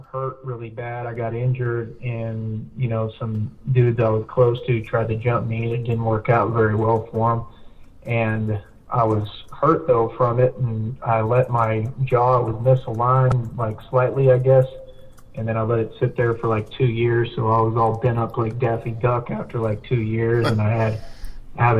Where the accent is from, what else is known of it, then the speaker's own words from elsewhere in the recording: Austin, Texas, United States; also born or lived in San Antonio, Texas; I was born in Austin, but right now I live, like, near San Antonio area